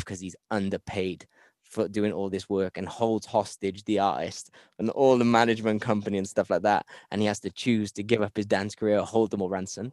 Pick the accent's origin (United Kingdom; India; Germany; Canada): United Kingdom; Cardiff, Wales; I come from Cardiff